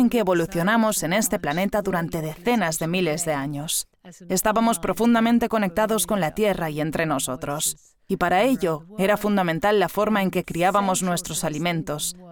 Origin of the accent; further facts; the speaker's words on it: Sweden; moved away; en mi país natal, Suecia